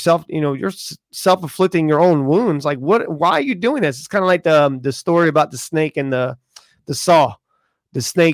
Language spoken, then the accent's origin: English; the South, United States; moved away; I'm from the South